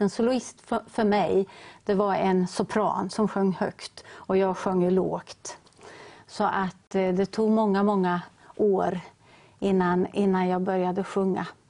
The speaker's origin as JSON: {"language": "Swedish", "town": "Ödeshög", "region": "Östergötland", "country": "Sweden", "tie": "born or raised there", "moved": "yes", "lives_now": "Linköping, Sweden", "said": "vårt lilla missionshus hemma i Ödeshög, där vi kommer ifrån"}